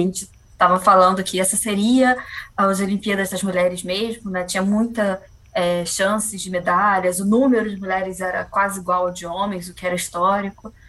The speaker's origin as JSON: {"language": "Portuguese", "town": "Niterói", "region": "Rio de Janeiro", "country": "Brazil", "said": "Eu sou de Niterói"}